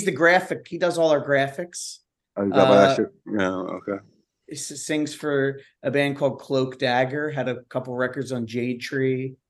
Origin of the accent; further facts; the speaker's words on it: Hatboro, Pennsylvania, United States; I grew up in Hatboro.